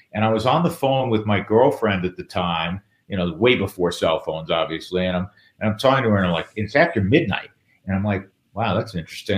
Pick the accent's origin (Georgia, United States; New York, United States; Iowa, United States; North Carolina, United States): New York, United States; we grew up in New York together